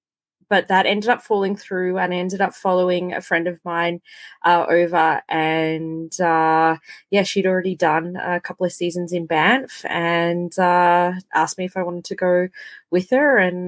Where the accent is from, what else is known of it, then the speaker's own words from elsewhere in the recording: Melbourne, Victoria, Australia; moved away as an adult; also born or lived in California; now in Calgary, Canada; I'm on Treaty 7 over here in Calgary, but I'm originally from the Birrarung region out in Victoria, which is the Melbourne region along the Birrarung River of Murrumbidgee.